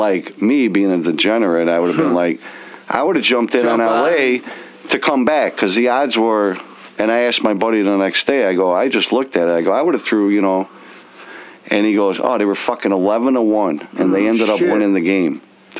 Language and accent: English; United States; It was close to Maywood.